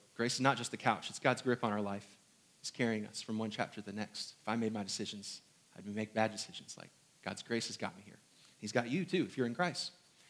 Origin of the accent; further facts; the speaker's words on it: Hong Kong; born there; I was not born here in the South. I was not also born in New York, or was I born in Indiana? I was born in Hong Kong.